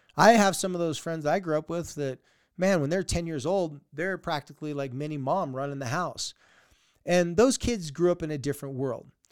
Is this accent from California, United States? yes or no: yes; San Diego, California, United States; moved away; I grew up in San Diego